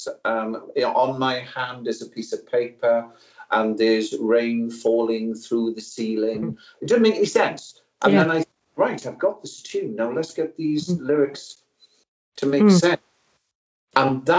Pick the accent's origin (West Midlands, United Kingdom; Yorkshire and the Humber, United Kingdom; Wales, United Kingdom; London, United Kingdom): Wales, United Kingdom; South Wales Valleys, United Kingdom; I was brought up in South Wales Valleys, working class community.